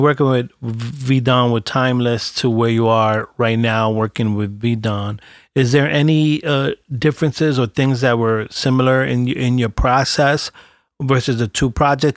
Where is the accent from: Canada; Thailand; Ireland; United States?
United States; New York City, New York; I'm a cat from Brooklyn